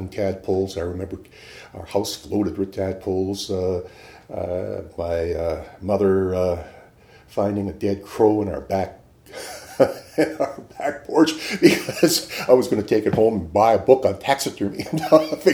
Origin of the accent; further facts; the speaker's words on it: Houghton, Michigan, United States; now in Irvine, United States; I grew up in the Upper Peninsula of Michigan